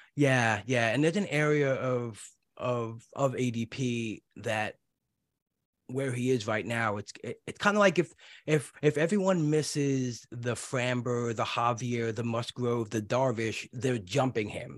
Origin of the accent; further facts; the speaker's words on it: New York City, New York, United States; now in New Jersey, United States; when I grew up in Brooklyn